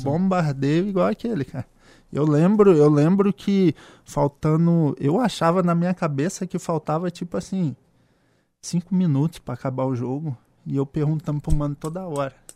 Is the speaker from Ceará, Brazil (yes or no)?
no; Espírito Santo, Brazil; eu sou capixaba, né? Sou natural do Espírito Santo